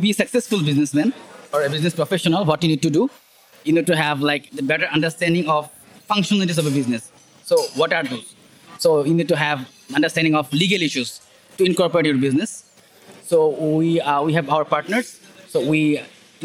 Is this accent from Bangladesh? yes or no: yes; Dhaka, Dhaka Division, Bangladesh; I'm from Dhaka, Bangladesh.